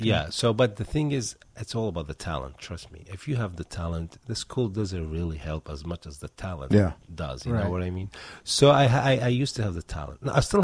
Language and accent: English; Baghdad, Baghdad Governorate, Iraq; moved away as an adult; now in United States; I'm originally from Iraq, mm-hmm. from the capital city, Baghdad.